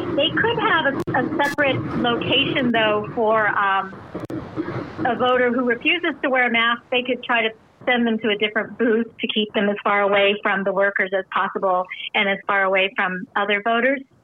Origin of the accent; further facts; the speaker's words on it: California, United States; now in Illinois, United States; I'm from California originally